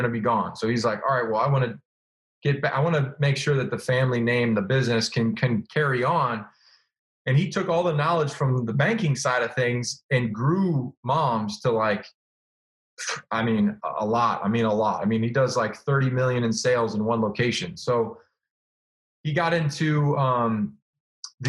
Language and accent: English; Illinois, United States; moved away; I grew up in Illinois and, you know, I was on the suburbs, like kind of the outskirts